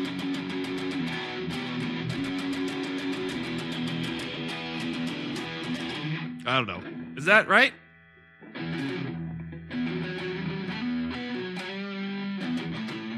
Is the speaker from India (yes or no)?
no; Long Island, New York, United States; moved away; I'm from Long Island